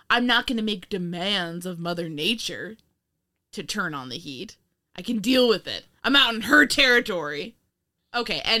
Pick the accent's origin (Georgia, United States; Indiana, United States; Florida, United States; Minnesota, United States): Indiana, United States; I grew up in Indiana.